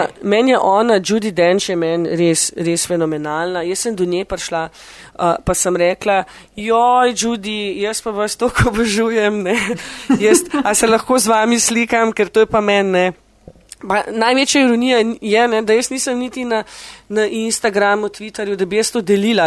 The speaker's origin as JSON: {"language": "Slovenian", "country": "Slovenia", "moved": "as an adult", "lives_now": "London, United Kingdom"}